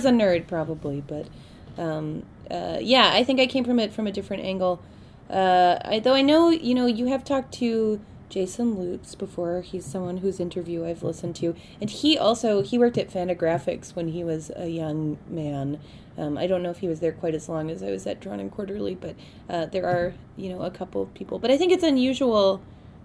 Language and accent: English; Victoria, British Columbia, Canada; moved away as an adult; also born or lived in Montreal; I grew up in Victoria, very close to here.